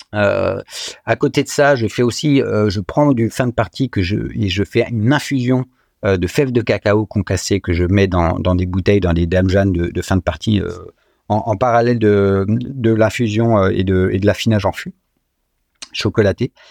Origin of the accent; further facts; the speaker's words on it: France; je suis français, donc né en France, avec euh, la chance finalement, quand on est natif de ce beau pays